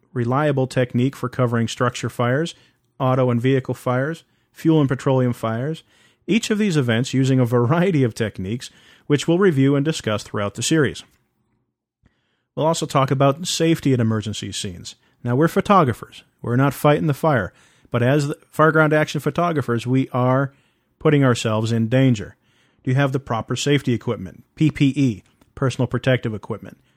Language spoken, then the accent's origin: English; East Coast, United States; now in West Coast, United States; I'm originally from the East Coast